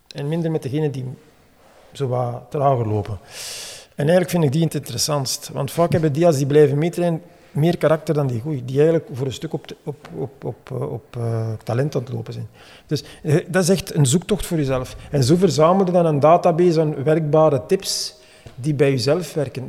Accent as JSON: {"language": "Dutch", "town": "Hamme", "region": "Flanders", "country": "Belgium", "said": "ik ben eigenlijk van Hamme"}